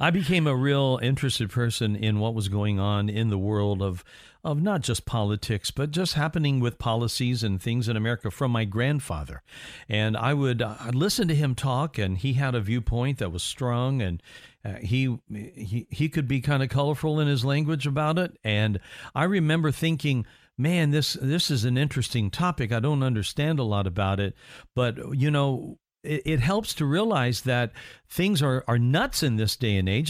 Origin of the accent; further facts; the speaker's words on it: Indiana, United States; my home state of Indiana